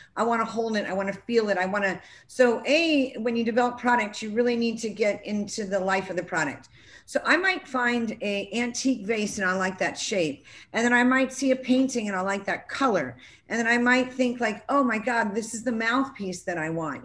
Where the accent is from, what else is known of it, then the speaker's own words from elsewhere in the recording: California, United States; now in South Carolina, United States; I'm coming from California. It's more progressive than where I happen to live right now in South Carolina